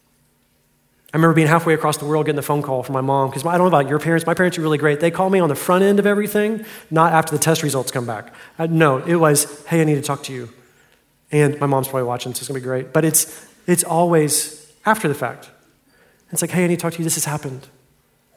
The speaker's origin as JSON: {"language": "English", "town": "Fort Worth", "region": "Texas", "country": "United States", "tie": "born or raised there", "said": "Carshawn's Deli in my hometown in Fort Worth"}